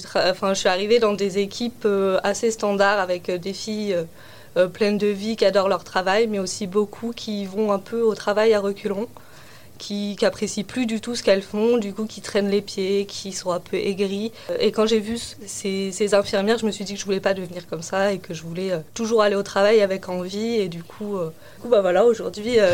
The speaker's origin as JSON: {"language": "French", "region": "central France", "country": "France", "tie": "born or raised there", "moved": "yes", "said": "moi, j'ai grandi euh, dans le centre de la France, dans un petit village"}